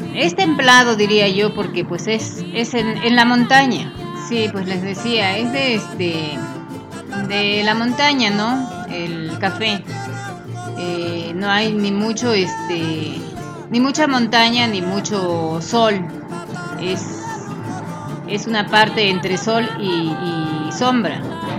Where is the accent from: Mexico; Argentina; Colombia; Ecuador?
Mexico; Chiapas; moved away; cada familia tiene un pedacito que le llamamos cafetal ahí en Chiapas